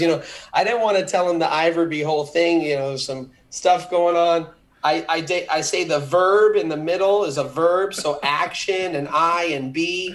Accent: Los Angeles, California, United States; I'm an LA boy. I grew up in in Beverlywood

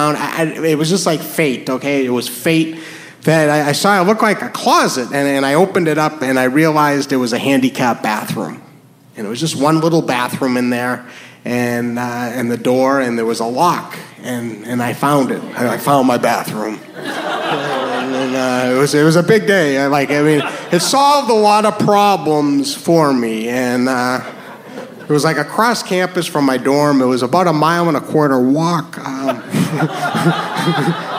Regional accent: New Hampshire, United States; moved away; also born or lived in New York; I am from New Hampshire

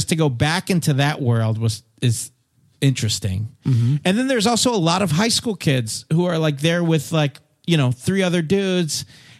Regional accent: Fiji; You're being so determined. I grew up in Fiji.

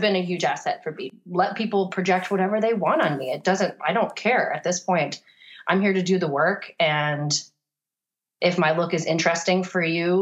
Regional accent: Florida, United States; moved away; also born or lived in Virginia; when I grew up in Florida

